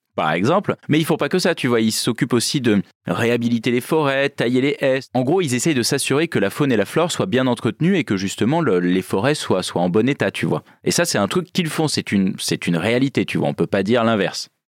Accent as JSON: {"language": "French", "area": "Creuse", "region": "Nouvelle-Aquitaine", "country": "France", "tie": "born or raised there", "moved": "yes", "said": "moi je viens de la Creuse, donc euh, territoire très rural"}